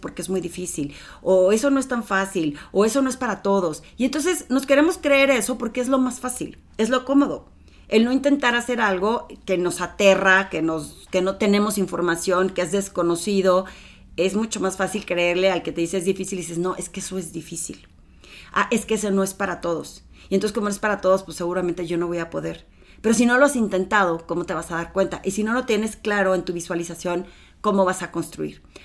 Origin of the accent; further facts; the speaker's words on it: Torreón, Coahuila, Mexico; moved away as an adult; now in Mexico City, Mexico; ya tenía trabajo en Torreón, en una ciudad pequeñita donde todo el mundo me conocía